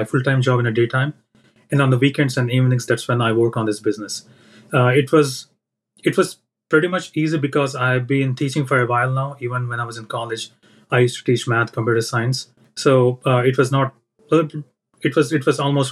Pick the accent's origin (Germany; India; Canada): India; moved away as an adult; now in United States; I'm from India